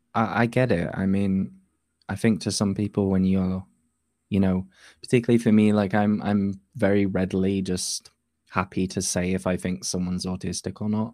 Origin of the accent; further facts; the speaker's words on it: Yorkshire and the Humber, United Kingdom; I'm from North Yorkshire in the U K.